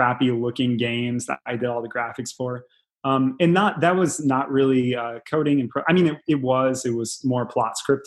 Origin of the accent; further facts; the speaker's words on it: Galesburg, Illinois, United States; I'm from Galesburg, Illinois, only a few hours away from Chicago.